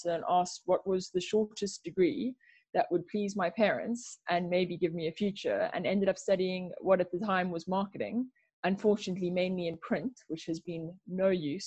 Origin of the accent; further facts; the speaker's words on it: South Africa; now in United Kingdom; I grew up back home in South Africa, as I'm sure you can hear